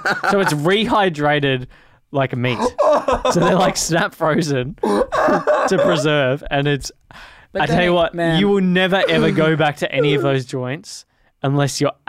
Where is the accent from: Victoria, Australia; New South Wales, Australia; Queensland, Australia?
Victoria, Australia; Melbourne; Moorabbin, Bentley, Hyatt. That was where I grew up.